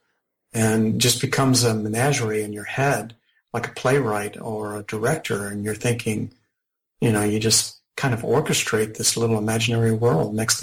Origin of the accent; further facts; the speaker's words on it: the South, United States; I grew up in the South, and my parents came from small towns